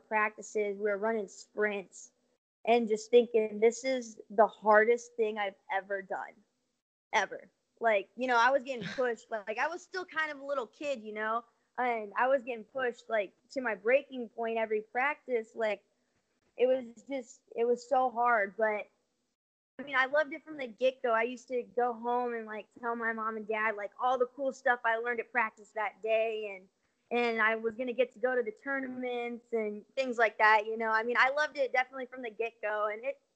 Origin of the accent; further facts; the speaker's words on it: California, United States; growing up in California, there's a lot of water polo teams out there